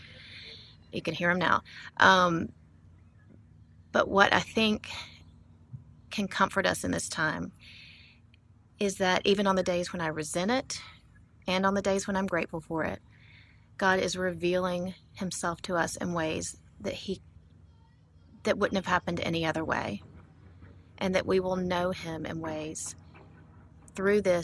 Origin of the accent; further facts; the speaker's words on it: Montgomery, Alabama, United States; I grew up landlocked in Montgomery, Alabama.